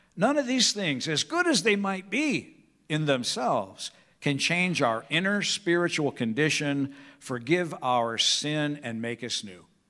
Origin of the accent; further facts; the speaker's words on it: Peoria, Illinois, United States; growing up on Evergreen Circle in Peoria, Illinois